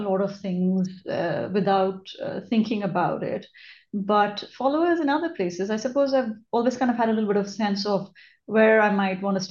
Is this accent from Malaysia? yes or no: no; India; moved away as an adult; also born or lived in Australia / United States; now in Singapore; I was born and brought up in India, but then I have lived and worked in Australia, which is below the equator, and in the US, which is above the equator. And now I am at the equator in Singapore.